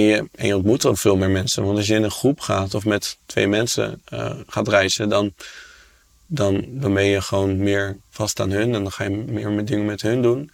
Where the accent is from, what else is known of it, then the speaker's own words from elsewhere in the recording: Amsterdam, North Holland, Netherlands; ik kom uit Amsterdam